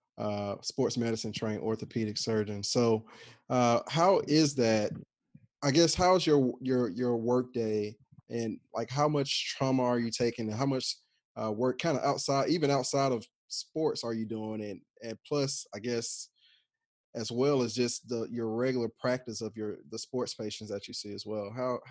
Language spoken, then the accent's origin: English; Alabama, United States; moved away; also born or lived in Atlanta; But I'm from Alabama. Everybody who know me, I'm really a Southern boy from Alabama